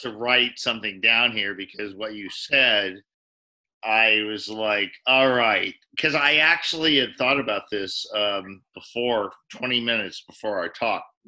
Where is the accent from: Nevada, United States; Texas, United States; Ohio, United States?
Nevada, United States; Reno; moved away; also born or lived in Japan; I grew up in Reno, Nevada